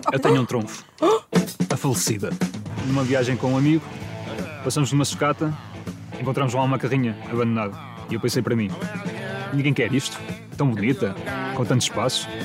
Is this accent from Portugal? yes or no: yes; Fafe, Braga, Portugal; Tenho 27 anos e sou de Silvar São Clemente, em Faf.